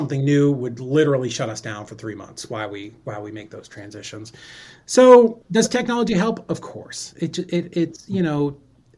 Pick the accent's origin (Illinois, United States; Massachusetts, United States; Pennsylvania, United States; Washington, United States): Massachusetts, United States; Boston; I'm from Boston